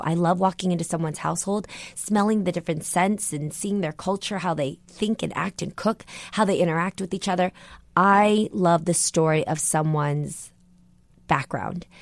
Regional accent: San Jose, California, United States; a girl from San Jose, California, on, you know, a, a, a very, like, low-income household, neighborhood

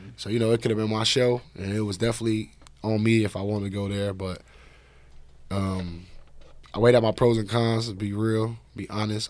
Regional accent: Chicago, Illinois, United States; I'm from Chicago

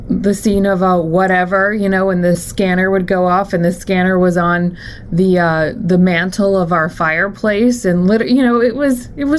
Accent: Florida, United States; moved away as an adult; also born or lived in Pennsylvania; maybe I can move back to Florida. I'm from Florida

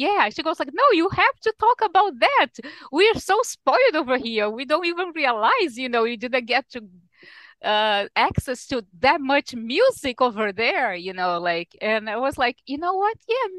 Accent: Rio de Janeiro, Brazil; English is a second language; now in United States; Yes, I was born in Rio, which is today's Rio's 458th anniversary.

